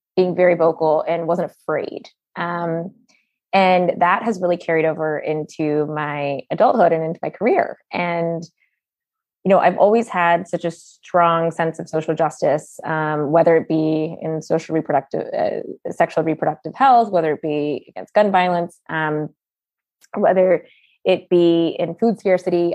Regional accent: United States; also born or lived in Brooklyn, New York; we were born, my siblings and I were born in the United States

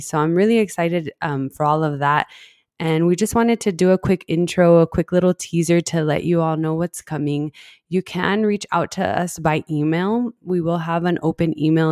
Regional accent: El Paso, Texas, United States; I grew up in El Paso, that's where we're based, El Paso, Texas, and I've been here my whole life

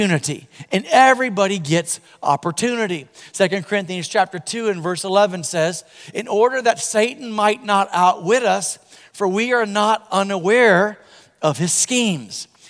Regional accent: Florida, United States; I'm from Florida

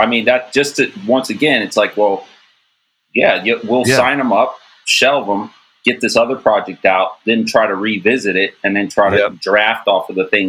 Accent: Cincinnati, Ohio, United States; oh, I'm in Columbus from Cincinnati. Yeah, it's only a couple hour drive, but it's a whole set of people.

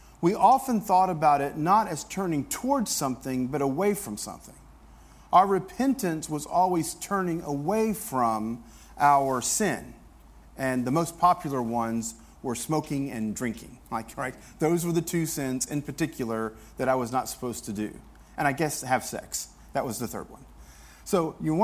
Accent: the South, United States; I grew up in the South

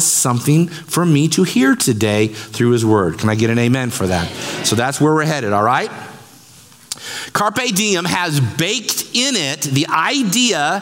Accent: Central Illinois, United States; I have corn and beans in my blood. I was born in Bloomington, Pekin, Peoria, Springfield

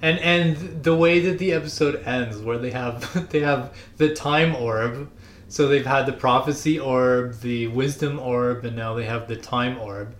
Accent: Canada; as a Canadian

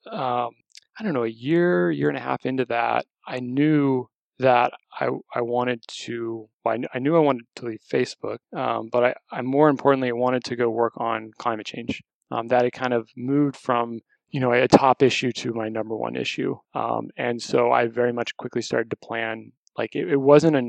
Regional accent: Texas, United States; moved away; also born or lived in California; I born and raised in Texas.

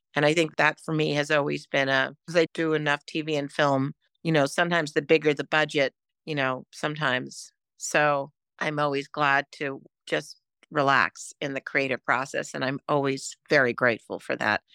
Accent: New York City, New York, United States; I grew up in New York City

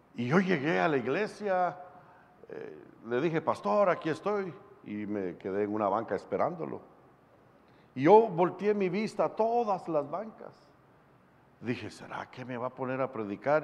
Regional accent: Guatemala; de Guatemala, un evangelista

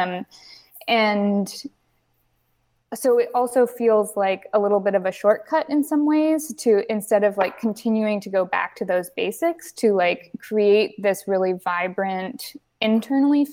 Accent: Berkeley, California, United States; I grew up in Berkeley, California

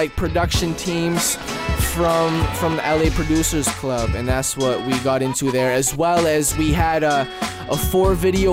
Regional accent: Wawa, Ontario, Canada; moved away; Wawa, my hometown where my mom and my little sister live

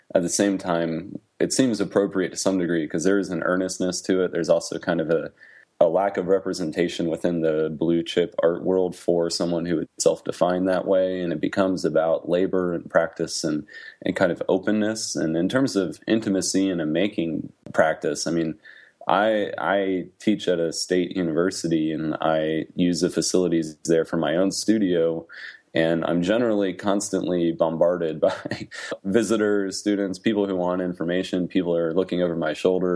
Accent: Midwest, United States; moved away as an adult; now in Middle Tennessee, United States; I am a Midwesterner

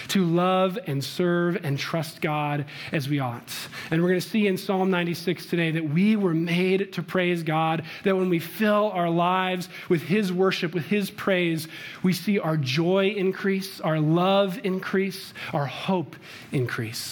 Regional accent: Chicago, Illinois, United States; now in Littleton, United States; I'm from Chicago

